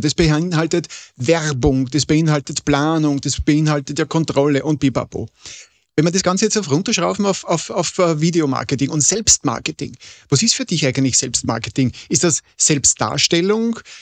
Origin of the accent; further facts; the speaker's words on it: Vienna, Austria; ich bin Wiener